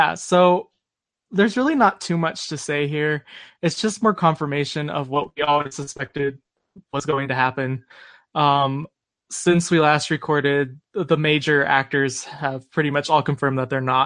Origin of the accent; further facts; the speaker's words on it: Arizona, United States; I'm from Arizona